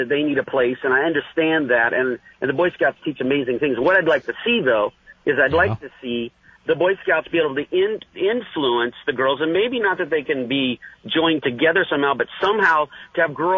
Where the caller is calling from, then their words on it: Santa Rosa, California, United States; No, I am not Frank. I'm not Frank. … from Santa Rosa, California.